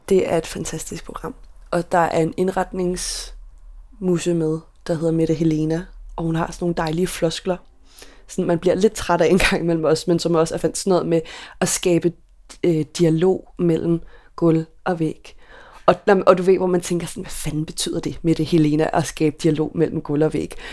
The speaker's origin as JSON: {"language": "Danish", "town": "Køge", "region": "Zealand", "country": "Denmark", "moved": "as an adult", "lives_now": "Copenhagen, Denmark", "said": "dengang der boede jeg hjemme i Køge hos mine forældre"}